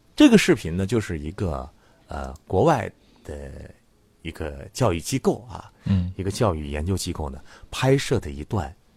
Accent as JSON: {"language": "Chinese", "country": "China", "said": "只有我们中国人能够从古到今一直都去理解的"}